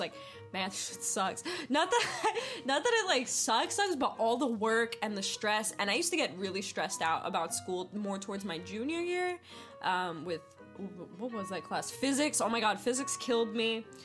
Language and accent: English; East Coast, United States; moved away; also born or lived in New York / Pennsylvania; I'm originally from the East Coast, so I've lived in New York, I lived in Pennsylvania